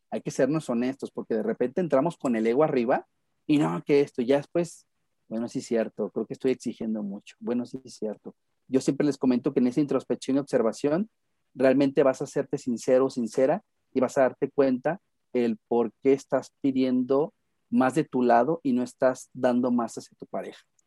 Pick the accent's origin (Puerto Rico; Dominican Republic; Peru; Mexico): Mexico; Guadalajara, Jalisco; Me encuentro en la ciudad de Guadalajara, Jalisco